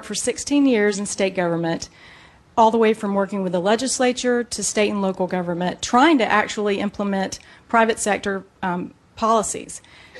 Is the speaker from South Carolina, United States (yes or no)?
yes; Columbia, South Carolina, United States; I'm from Columbia.